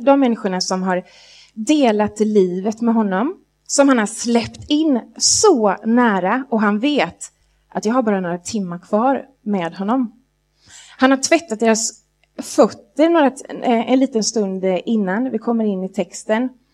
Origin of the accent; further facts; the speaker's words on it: Jönköping, Jönköping County, Sweden; när jag växte upp i Jönköping, i vackra Jönköpingsbygden